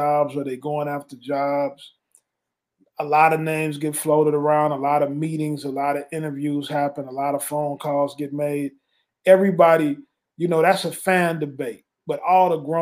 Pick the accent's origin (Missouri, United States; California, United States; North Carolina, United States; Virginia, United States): Missouri, United States; St. Louis; I grew up in St. Louis